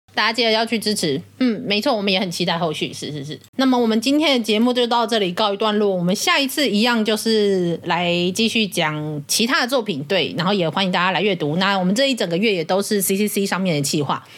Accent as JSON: {"language": "Chinese", "region": "southern Taiwan", "country": "Taiwan", "said": "我也是南部， 我是南部人嘛"}